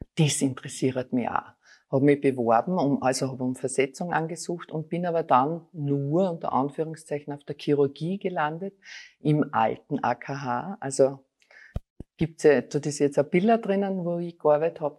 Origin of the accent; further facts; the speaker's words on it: Styria, Austria; moved away as an adult; now in Vienna, Austria; ich bin eine Steirerin, komme aus der Steiermark